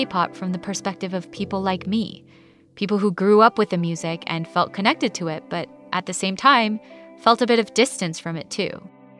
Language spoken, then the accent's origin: English; Los Angeles, California, United States; I was someone who grew up in Koreatown, among other Koreans and Korean Americans. And I was someone who spent years of my life pushing away the Korean side of my identity, afraid that it somehow made me less than.